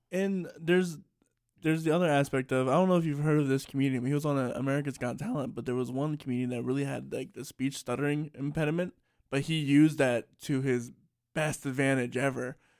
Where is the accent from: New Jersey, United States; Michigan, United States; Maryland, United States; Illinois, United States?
Maryland, United States; Salisbury; being from Salisbury, Maryland